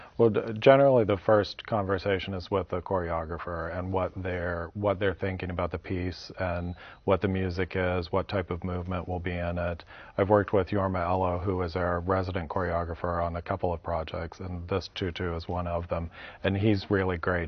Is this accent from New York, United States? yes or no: no; Louisville, Kentucky, United States; moved away as an adult; now in Boston, United States; the Louisville Ballet, which was in my hometown